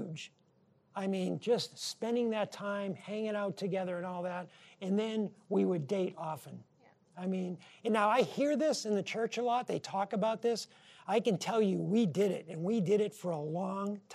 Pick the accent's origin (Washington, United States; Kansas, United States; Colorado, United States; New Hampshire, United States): New Hampshire, United States; moved away as an adult; our friends growing up in New Hampshire